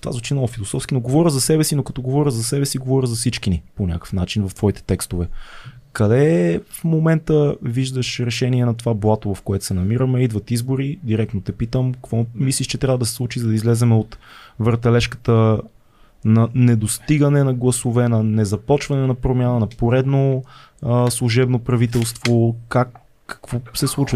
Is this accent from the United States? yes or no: no; Bulgaria; като българи